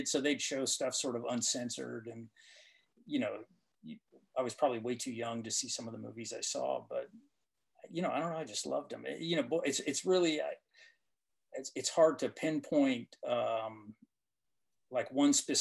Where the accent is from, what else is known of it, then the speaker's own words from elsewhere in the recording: Tennessee, United States; my brother and I, we grew up primarily in Tennessee